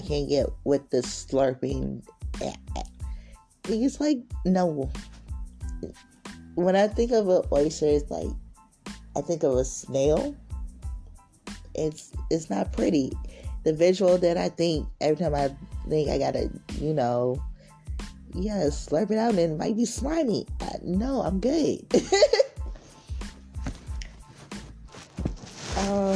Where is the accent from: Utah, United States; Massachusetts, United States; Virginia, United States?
Virginia, United States; Richmond; I'm from Richmond, Virginia, 24.